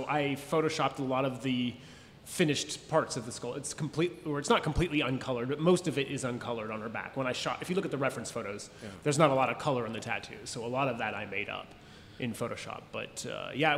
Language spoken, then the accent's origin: English; San Jose, California, United States; moved away; also born or lived in Austin, Texas; I'm from San Jose, California